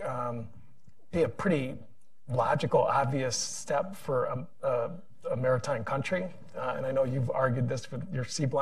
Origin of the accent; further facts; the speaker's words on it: Connecticut, United States; I come from Connecticut. We're an aerospace state